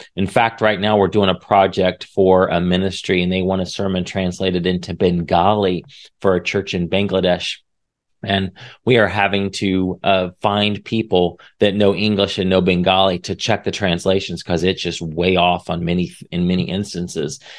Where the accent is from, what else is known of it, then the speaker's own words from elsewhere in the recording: Indiana, United States; moved away as an adult; now in Texas, United States; I was from Indiana